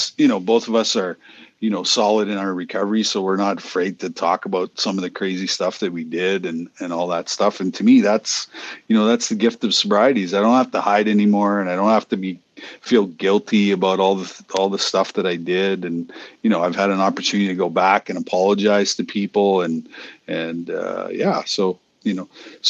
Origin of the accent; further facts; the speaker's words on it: Boston, Massachusetts, United States; talking about hockey and growing up in Boston, being a Bruins fan, a Red Sox fan, a Celtics fan, you know.